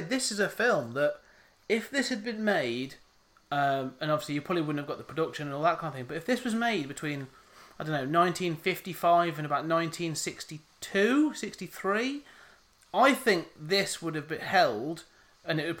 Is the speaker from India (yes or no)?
no; England, United Kingdom; I'm British. I am English